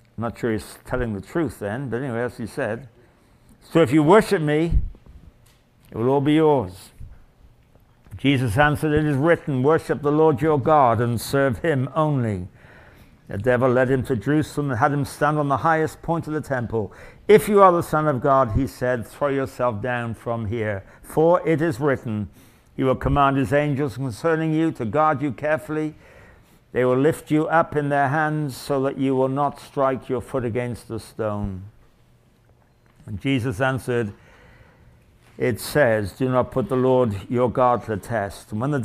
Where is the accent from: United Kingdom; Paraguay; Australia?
United Kingdom; England; now in Canada; I come from England